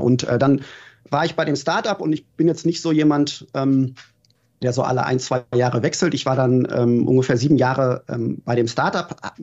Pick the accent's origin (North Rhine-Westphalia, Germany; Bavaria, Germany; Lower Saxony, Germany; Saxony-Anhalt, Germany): North Rhine-Westphalia, Germany; Gelsenkirchen; now in Berlin, Germany; ich bin wirklich im Stadtteil Gelsenkirchen Schalke aufgewachsen